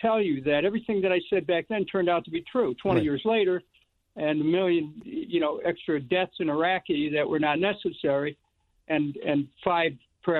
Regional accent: Cleveland, Ohio, United States; I come from Cleveland, Ohio

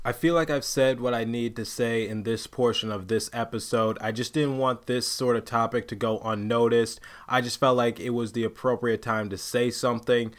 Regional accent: Detroit, Michigan, United States; I am from Detroit

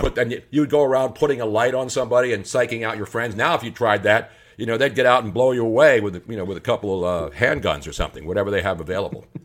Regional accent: Philadelphia, Pennsylvania, United States; moved away; also born or lived in San Francisco; I love following Philly sports stories and Philly news stories because it's still my hometown

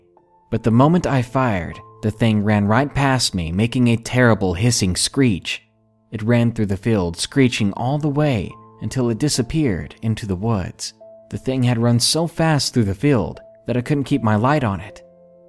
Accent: England, United Kingdom; I'm from England, and my US geography isn't great, so please forgive any vagueness in regards to the location.

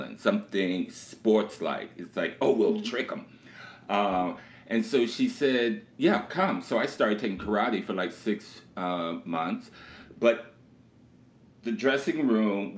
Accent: Detroit, Michigan, United States; Born and raised in Detroit, Michigan, you know, a child of the 60s.

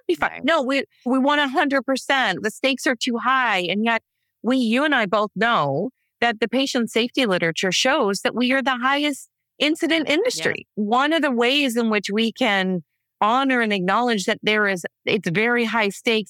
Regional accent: Canada; I come from Canada

